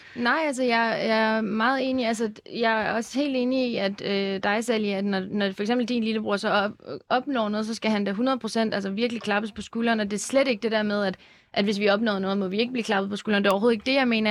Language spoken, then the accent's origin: Danish; Lyngby, Capital Region of Denmark, Denmark; jeg voksede op i Lyngby i et rimelig sådan dansk kvarter